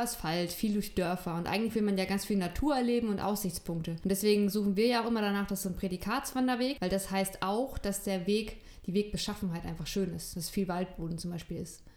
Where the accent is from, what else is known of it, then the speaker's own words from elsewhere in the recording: Northern Germany, Germany; Ich bin ja im Norden von Deutschland aufgewachsen